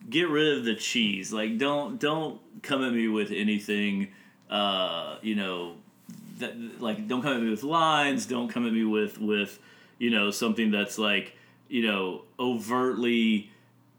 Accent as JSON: {"language": "English", "country": "United States", "said": "I am the American"}